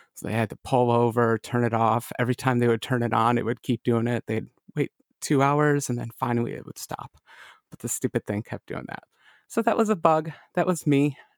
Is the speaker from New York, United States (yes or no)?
yes; Lockport, New York, United States; a little town called Lockport